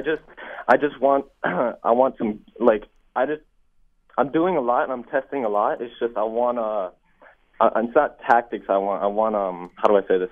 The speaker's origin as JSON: {"language": "English", "country": "Kenya", "moved": "yes", "lives_now": "United States", "said": "I'm from Kenya originally living in the US"}